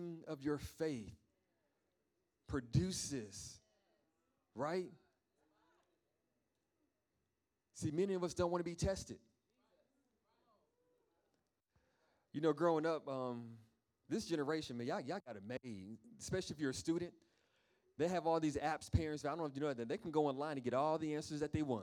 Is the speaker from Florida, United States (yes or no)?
no; New York, United States; moved away; I'm from New York